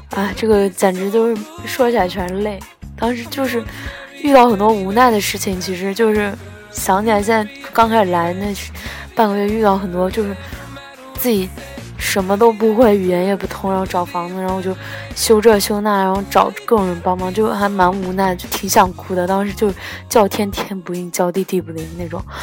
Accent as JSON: {"language": "Chinese", "country": "China", "moved": "yes", "said": "我们中国人"}